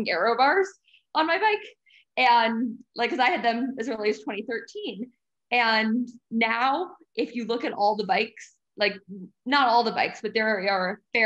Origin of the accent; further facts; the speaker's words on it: United States; I'm soft American